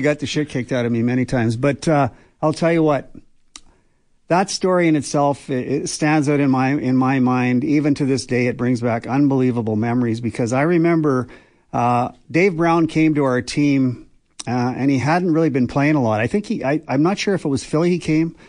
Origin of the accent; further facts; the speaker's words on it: Banff, Alberta, Canada; I grew up in Banff